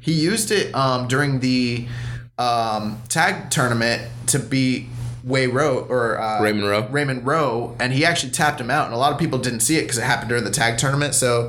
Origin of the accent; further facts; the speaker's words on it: England, United Kingdom; now in United States; And I live in America, but I'm from England.